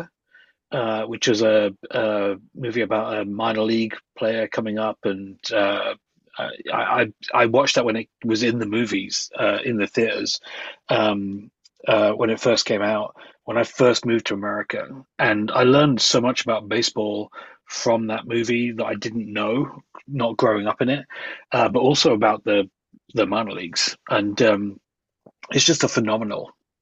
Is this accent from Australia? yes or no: no; England, United Kingdom; moved away; growing up in England